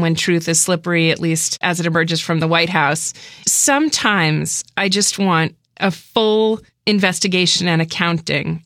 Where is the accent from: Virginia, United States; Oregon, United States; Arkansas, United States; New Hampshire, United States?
New Hampshire, United States; I'm from New Hampshire.